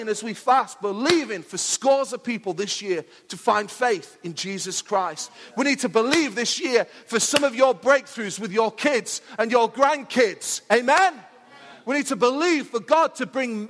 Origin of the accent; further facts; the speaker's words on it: Mansfield, East Midlands, United Kingdom; I'm from Mansfield